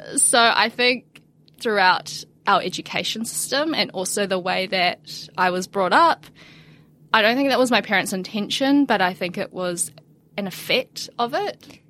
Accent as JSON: {"language": "English", "country": "New Zealand", "tie": "born or raised there", "also_born_or_lived": "China", "said": "I was born in China, raised in New Zealand"}